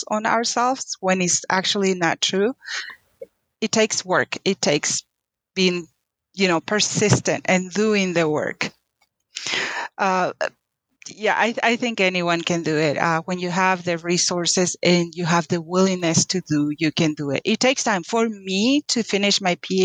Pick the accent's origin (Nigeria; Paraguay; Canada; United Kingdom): Paraguay; English is a second language; moved away as an adult; now in United States; I was born and raised in Paraguay, South America. Moved to the U.S. When I was 18